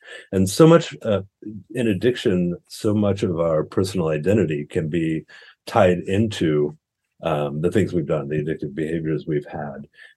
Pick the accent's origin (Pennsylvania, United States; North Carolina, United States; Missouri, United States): Missouri, United States; St. Louis; moved away as an adult; also born or lived in Oakland, California / Bay Area, California; now in Santa Cruz, United States; I'm from the Midwest originally. I grew up in St. Louis, Missouri. And lived there for roughly the first half of my life at this point, and then moved to California about 24 years ago or so.